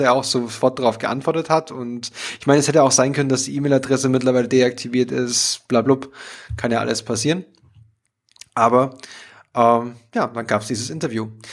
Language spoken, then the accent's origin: German; Lauingen, Bavaria, Germany; ich komme aus, aus Lauingen an der Donau in Dillingen